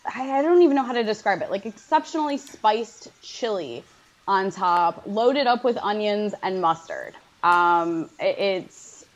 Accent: Detroit, Michigan, United States

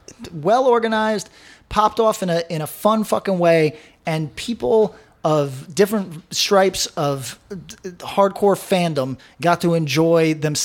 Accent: Bethlehem, New York, United States; also born or lived in Broward County, Florida; Albany does, my hometown, what Bethlehem does a lot.

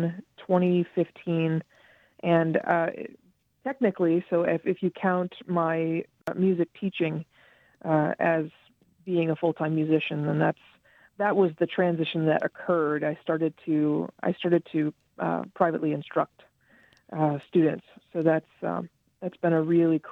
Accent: Charleston, West Virginia, United States; I grew up in Charlestown, West Virginia

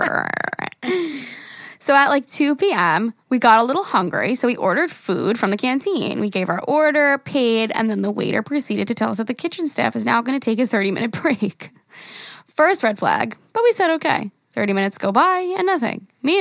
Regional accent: Greece; I'm from Greece, and here in our beaches, we usually have beach bars that have drinks.

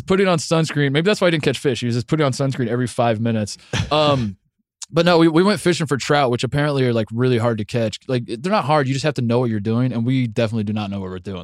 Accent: Midwest, United States; I'm just from the Midwest.

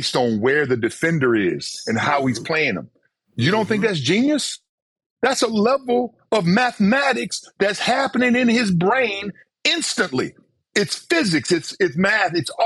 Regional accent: Mississippi, United States; Growing up in Mississippi, plus being a black kid in the 70s in Mississippi

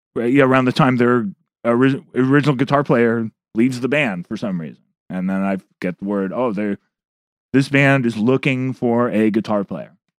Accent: Berkeley, California, United States; the reason I grew up in Berkeley is because of U C Berkeley

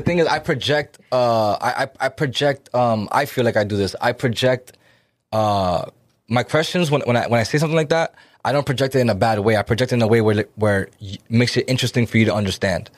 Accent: Lawrence, Massachusetts, United States; we're Dominican, right? And, uh, we come from Lawrence

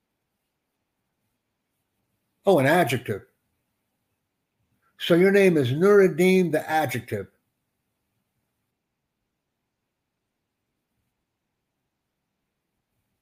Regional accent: United States; I'm from the United States, man. I'm in New York City right now

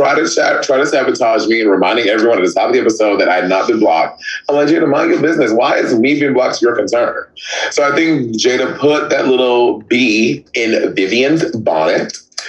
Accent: Northern Ireland, United Kingdom; And I cannot believe that my own countrymen, because I am Northern Irish, did this to me.

